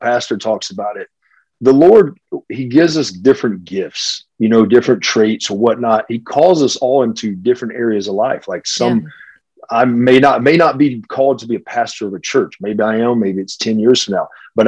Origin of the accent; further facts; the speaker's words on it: Hickory, North Carolina, United States; moved away as an adult; I'm from a small town, Hickory, North Carolina, where it was a furniture industry.